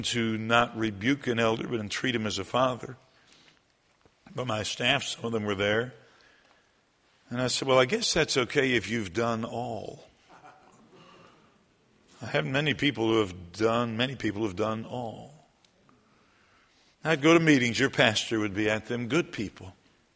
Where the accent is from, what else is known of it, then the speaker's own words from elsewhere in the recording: Michigan, United States; moved away as an adult; also born or lived in South Carolina; now in Menomonee Falls, United States; I'm from Michigan. I was born in South Carolina, but I lived in Michigan most of my life